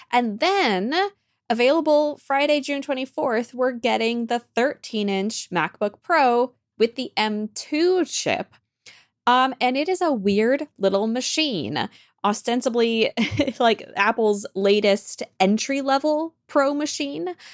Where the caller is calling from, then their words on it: Copenhagen, Capital Region, Denmark; I'm calling in from Copenhagen, Denmark.